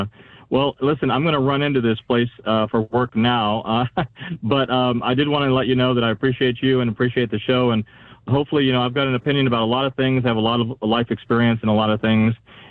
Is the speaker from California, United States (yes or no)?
yes; California, United States; now in Idaho, United States; Orange County, California.